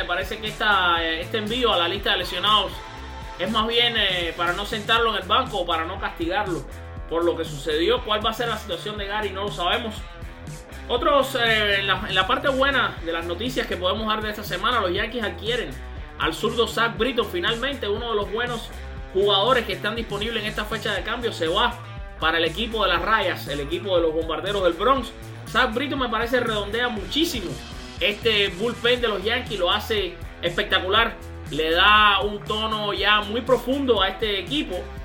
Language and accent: Spanish; Matanzas, Cuba; cubano como yo, sino que también es matancero como yo, de mi, de mi pueblo, de mi ciudad, Matanzas.